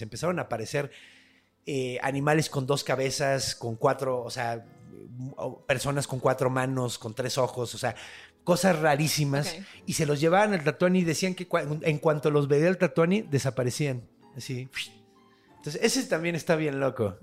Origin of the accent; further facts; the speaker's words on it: Mexico; ahorita ya los mexicanos no somos mexicas, ya somos mexicanos